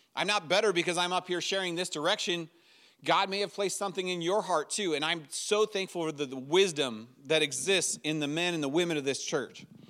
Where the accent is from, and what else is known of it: United States